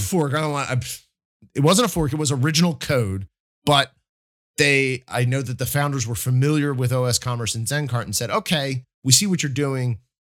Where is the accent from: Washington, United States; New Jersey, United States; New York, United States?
New Jersey, United States; I'm from South Jersey